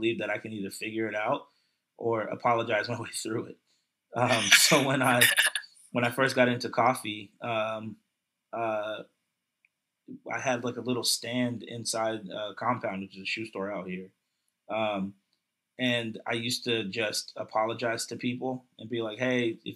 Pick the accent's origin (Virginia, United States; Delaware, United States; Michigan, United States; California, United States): Virginia, United States; Hillsboro; also born or lived in Newport News, Virginia / Philadelphia (family); I grew up in a little town. We moved here when I was 10 years old. The town is called Hillsboro